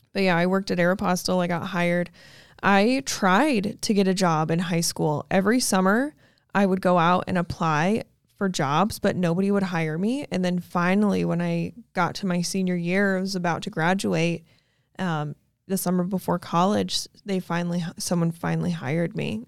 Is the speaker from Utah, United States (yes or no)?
yes; Logan, Utah, United States; moved away as an adult; now in Arizona, United States; I was born in a little town called Logan, Utah